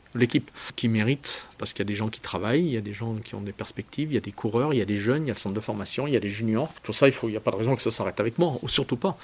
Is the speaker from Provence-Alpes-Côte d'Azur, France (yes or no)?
yes; Briançon, Provence-Alpes-Côte d'Azur, France; je suis né à Briançon